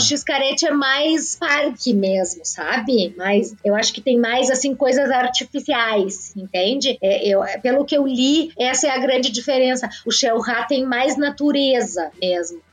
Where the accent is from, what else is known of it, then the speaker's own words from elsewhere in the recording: Jaguarão, Rio Grande do Sul, Brazil; also born or lived in Porto Alegre; Jaguarão, que é a minha cidade natal